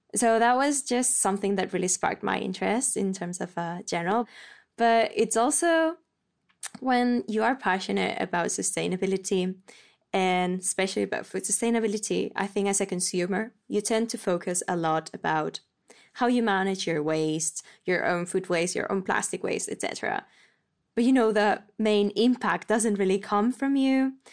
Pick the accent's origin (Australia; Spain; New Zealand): Spain; moved away as an adult; now in Copenhagen, Denmark; I'm twenty-five and I come from Spain. I'm currently based in Copenhagen